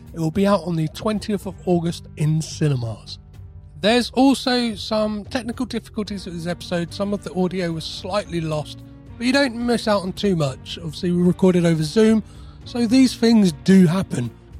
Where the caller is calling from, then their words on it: United Kingdom; I'm calling in from the UK, so the time here is 7 p.m.